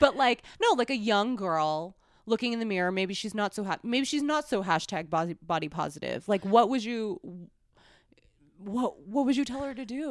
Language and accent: English; New York City, New York, United States; now in Los Angeles, United States; when I was growing up in New York City